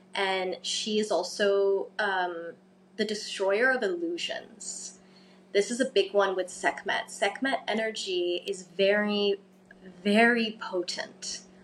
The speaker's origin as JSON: {"language": "English", "town": "Cairo", "region": "Cairo Governorate", "country": "Egypt", "tie": "born or raised there", "moved": "yes", "lives_now": "Bali, Indonesia", "said": "I'm originally half English, half Egyptian, um, born and raised in Cairo"}